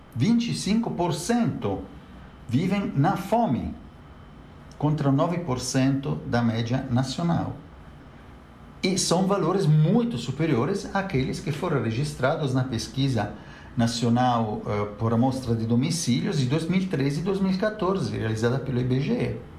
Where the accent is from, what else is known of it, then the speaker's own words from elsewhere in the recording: Italy; now in Brazil; eu mesmo sou italiano